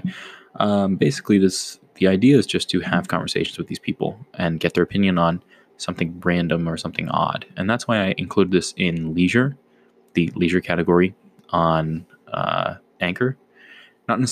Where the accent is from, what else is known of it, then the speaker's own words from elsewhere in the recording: Boston, Massachusetts, United States; I am Bostonian.